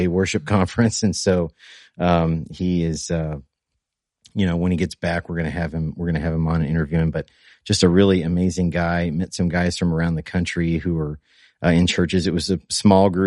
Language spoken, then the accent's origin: English; Indiana, United States; we're from Indiana.